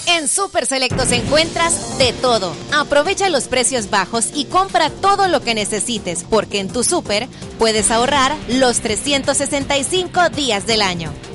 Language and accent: Spanish; El Salvador; nosotros como salvadoreños